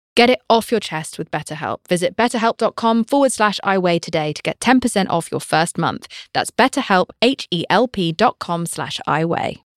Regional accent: United Kingdom; I'm British

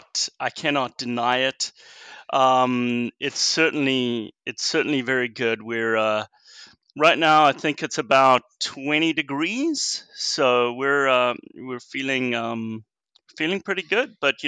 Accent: South Africa; now in United States; I'm actually originally from South Africa, and I moved here back in 2000.

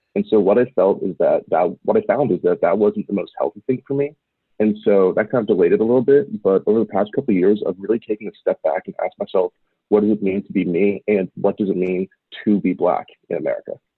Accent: Portland, Oregon, United States; I was raised in Portland, Oregon

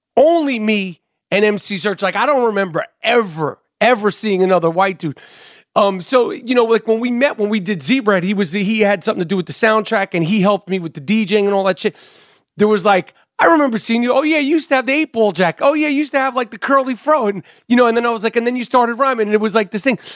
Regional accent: New York City, New York, United States; when I was growing up in New York City

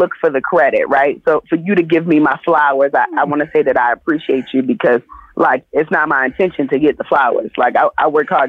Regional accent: Jamaica; I'm not a chef. I just like to cook. It's a passion project. I'm Jamaican. I like food.

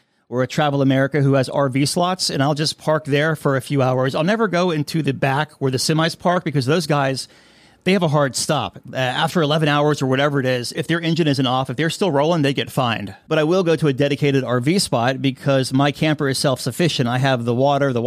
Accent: Florida, United States; I'm from Florida

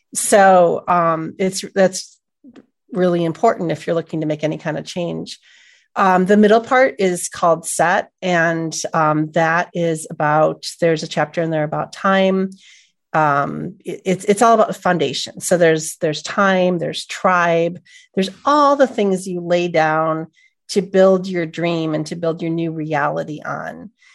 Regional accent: Buffalo, New York, United States; moved away as an adult; also born or lived in Los Angeles; now in upstate New York, United States; I'm from Buffalo, and I went to college in, in central New York

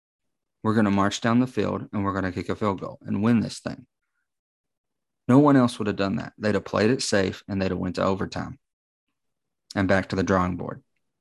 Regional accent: Morristown, Tennessee, United States; Morristown, Tennessee, my hometown.

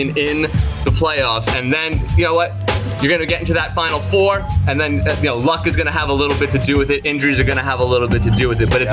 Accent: New York City, New York, United States; I grew up in the Bronx

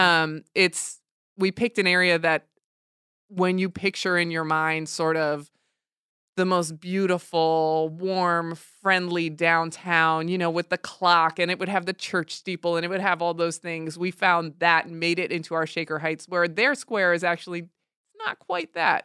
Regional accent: New Jersey, United States; I was raised in Jersey, right across the bridge from Manhattan

